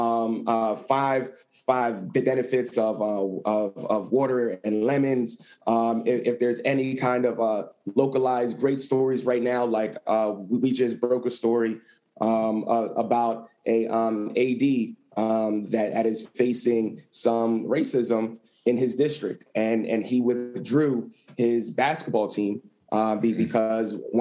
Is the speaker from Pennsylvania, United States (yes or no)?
yes; Lancaster, Pennsylvania, United States; moved away as an adult; also born or lived in Philadelphia, Pennsylvania; back to my hometown in Lancaster